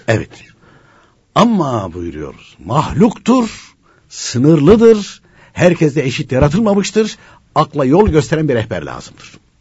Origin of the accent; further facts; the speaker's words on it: Konya, Turkey